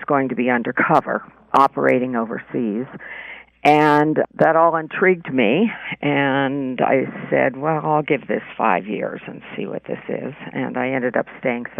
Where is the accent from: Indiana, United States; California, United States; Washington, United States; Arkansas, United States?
California, United States; moved away as an adult; also born or lived in New York City; I grew up in California, small towns mostly